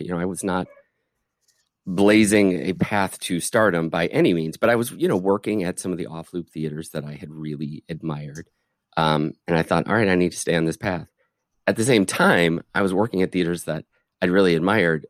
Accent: just outside Detroit, Michigan, United States; moved away as an adult; also born or lived in Chicago; I grew up just outside Detroit, so I'm, you know, I'm Midwestern boy

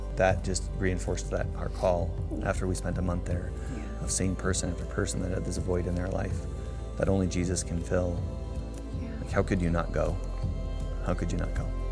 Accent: Greeley, Colorado, United States; I am from Greeley, Colorado. Currently work here as a physician assistant

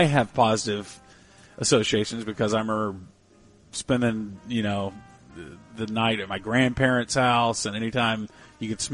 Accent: the South, United States; I'm from the South.

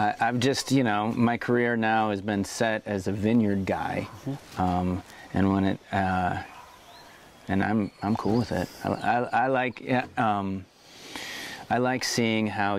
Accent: Iowa, United States; now in Oregon, United States; growing up in Iowa and being surrounded by corn

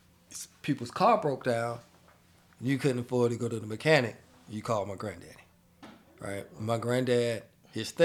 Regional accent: Shelby, North Carolina, United States; moved away; I grew up in Shelby, North Carolina

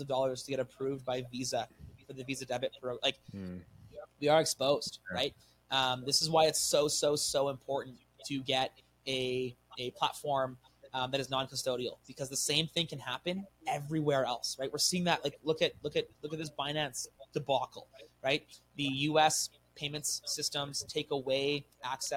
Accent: Canada; I'm a Canadian guy. Like I love it here.

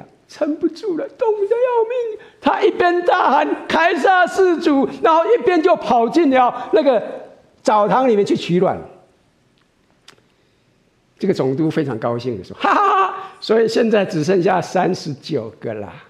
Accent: China; 特别是我们从国内来的，在一九五八年的时候，中国的所有的教堂都关了。

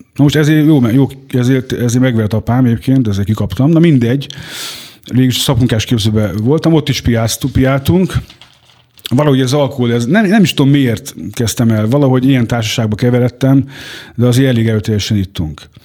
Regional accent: Hungary; Haza is jöttem Magyarországra

